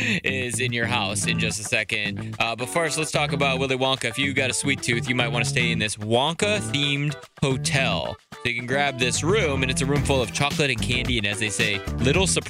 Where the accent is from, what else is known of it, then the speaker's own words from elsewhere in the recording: Wheeling, West Virginia, United States; moved away; my hometown of Wheeling